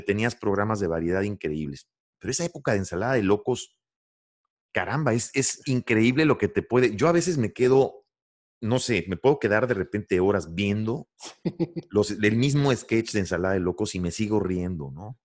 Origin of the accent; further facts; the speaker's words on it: Mexico; also born or lived in Santiago, Chile; como mexicano